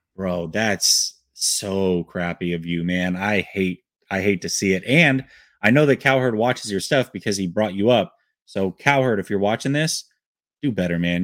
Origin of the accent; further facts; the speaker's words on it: Portland, Oregon, United States; I grew up in Portland, Oregon.